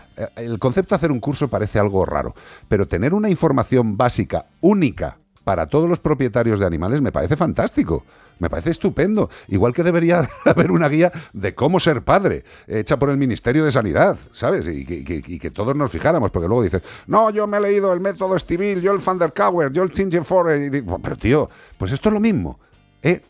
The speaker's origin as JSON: {"language": "Spanish", "country": "Spain", "said": "somos ciudadanos de España"}